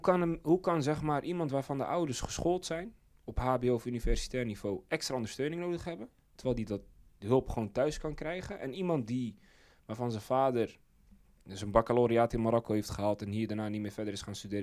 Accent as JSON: {"language": "Dutch", "town": "Zeist", "region": "Utrecht", "country": "Netherlands", "tie": "born or raised there", "said": "bij ons in Zeist"}